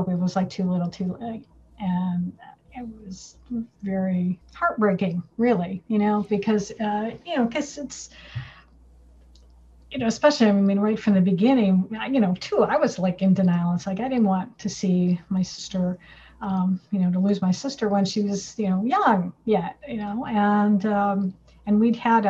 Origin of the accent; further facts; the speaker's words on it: Michigan, United States; We grew up in Michigan